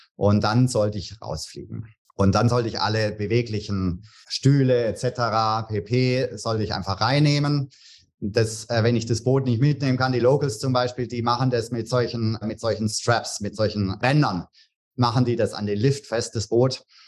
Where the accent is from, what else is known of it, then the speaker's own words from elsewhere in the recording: Tübingen, Baden-Württemberg, Germany; moved away as an adult; now in Bahamas; Ich komme aus Tübingen ursprünglich